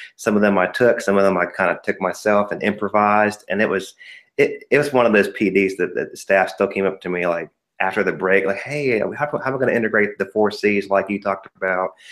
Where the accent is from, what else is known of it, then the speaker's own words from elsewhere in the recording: Ohio, United States; moved away as an adult; now in North Carolina, United States; I was born and raised in Ohio